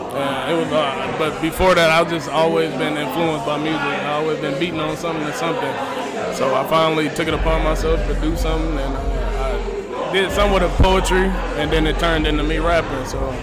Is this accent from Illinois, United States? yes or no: yes; Springfield, Illinois, United States; I'm from Springfield.